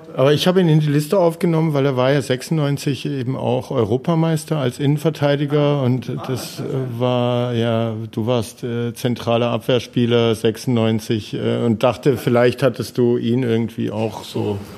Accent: Heilbronn, Baden-Württemberg, Germany; also born or lived in Schwäbisch Hall; ich habe in der Jugend nur beim VfR Heilbronn Nur gespielt.

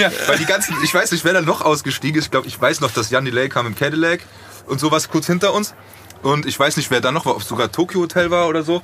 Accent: Frankfurt, Hesse, Germany; ich komme aus Frankfurt

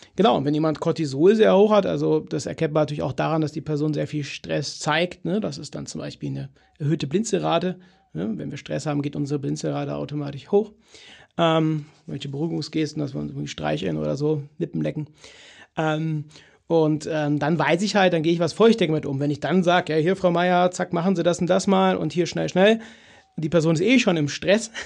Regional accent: Cologne, North Rhine-Westphalia, Germany; bei uns in Köln

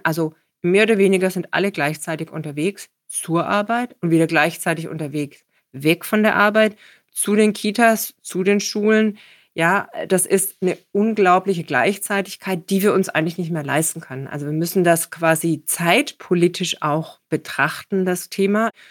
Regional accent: Stuttgart, Baden-Württemberg, Germany; moved away; also born or lived in Copenhagen; in meiner Heimatstadt Stuttgart, in der ich immer noch viel Zeit verbringe

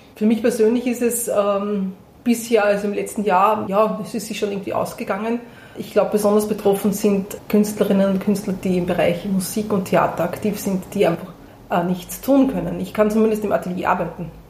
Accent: Prambachkirchen, Upper Austria, Austria; ich bin in Brambachkirchen geboren

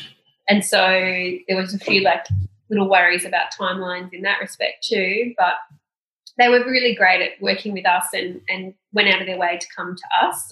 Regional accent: Australia; we are from Australia. Like, do you understand we're from Australia

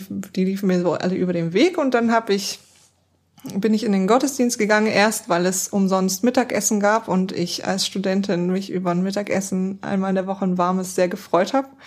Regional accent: East Germany, Germany; ich komme aus einem nicht christlichen Elternhaus und ich komme auch aus Ostdeutschland, das heißt aus einer Ecke, die ihn mit Gott einfach gar nichts am Hut hat.

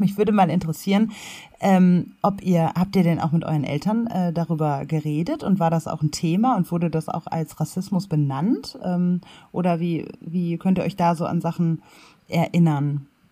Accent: Ruhr area, North Rhine-Westphalia, Germany; moved away as an adult; also born or lived in Tanzania / Kassel; ich bin im Ruhrgebiet aufgewachsen

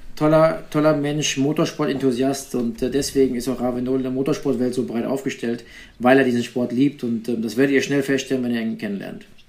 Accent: Eifel, Rhineland-Palatinate, Germany; moved away; in meine Heimat zu kommen, an den Nürburgring in die Eifel.

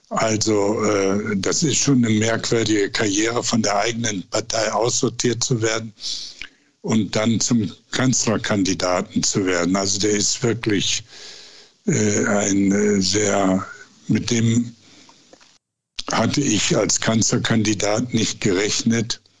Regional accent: Duisburg, North Rhine-Westphalia, Germany; born there; also born or lived in Essen; now in Bergisch Gladbach, Germany; habe ich dann Duisburg zu meiner Heimat erklärt, obwohl ich da am wenigsten gewohnt habe. Das waren ja nur ein paar Monate, dann sind meine Eltern mit mir nach Essen umgezogen.

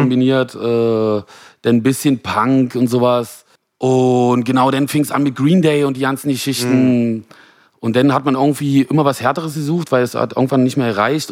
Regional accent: Genthin, Saxony-Anhalt, Germany; moved away as an adult; now in Berlin, Germany; komme eigentlich aus dem Osten der Republik, äh, aus Güsen, Gentin

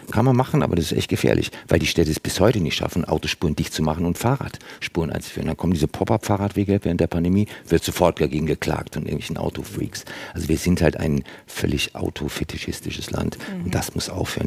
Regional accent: Germany; bei uns in Deutschland

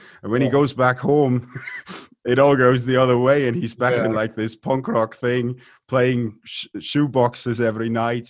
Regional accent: Munich, Bavaria, Germany; and they go, so where are you from? And we go, we're from Munich.

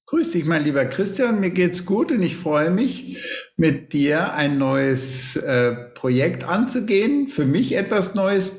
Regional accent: Schleswig-Holstein, Germany; moved away as an adult; also born or lived in Lübeck; now in Munich, Germany; bin eigentlich äh, Schleswig-Holsteiner, der jetzt in seinem Leben länger in Bayern mittlerweile lebt, als er in Schleswig-Holstein aufgewachsen ist und studiert hat

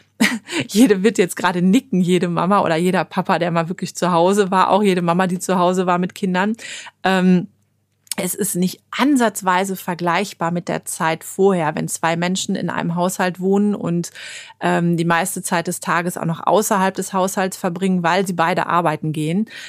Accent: Germany; bei uns in Deutschland

